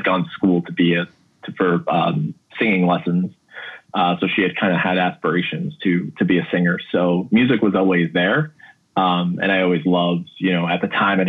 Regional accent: Williston Park, New York, United States; also born or lived in Queens, New York; my parents moved to Williston Park, which is right by Mineola in Nassau County, when I was in kindergarten going into first grade

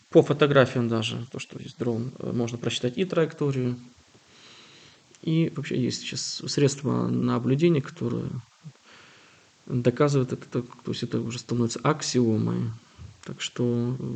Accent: Kyiv, Ukraine; так я полонист, имя польские корни, те сам киевлянин

